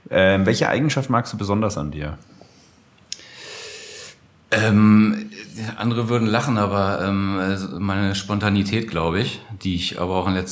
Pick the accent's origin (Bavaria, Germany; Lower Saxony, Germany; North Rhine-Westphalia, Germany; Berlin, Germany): Lower Saxony, Germany; In Niedersachsen, äh, wo ich herkomme, Hannover die Ecke, ähm, im SV Eime.